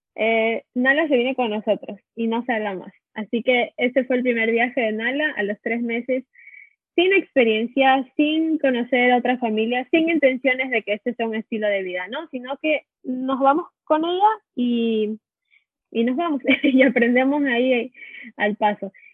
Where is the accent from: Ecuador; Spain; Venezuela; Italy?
Ecuador; moved away as an adult; now in California, United States; Somos de Ecuador y vivimos muchos años en California.